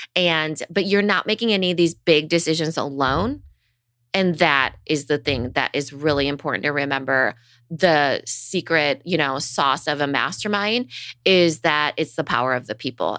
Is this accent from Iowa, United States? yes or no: yes; Storm Lake, Iowa, United States; I grew up in Storm Lake, Iowa. It's a town of ten thousand people